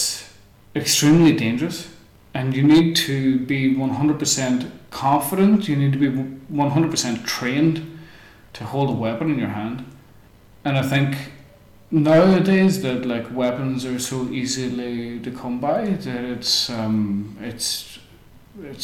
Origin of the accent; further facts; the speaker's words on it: Strabane, Northern Ireland, United Kingdom; moved away as an adult; also born or lived in Berlin, Germany; my hometown